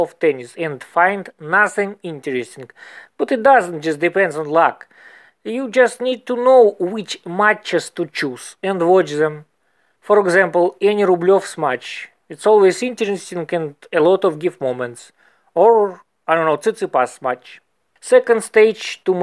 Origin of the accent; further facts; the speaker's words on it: Moscow, Russia; English is a second language; I'm from Moscow